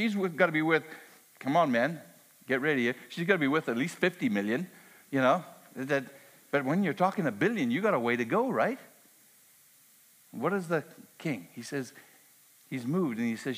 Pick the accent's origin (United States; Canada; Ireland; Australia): Canada; I'm Canadian